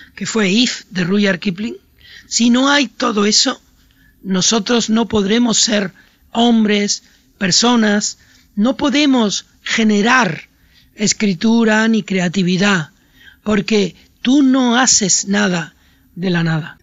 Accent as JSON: {"language": "Spanish", "town": "Puerto de la Cruz", "region": "Canary Islands", "country": "Spain", "tie": "born or raised there", "said": "mi infancia, una infancia de un lugar que se parecía por otra parte a su territorio, a Argelia, mi pueblo en un barranco de, de Tenerife"}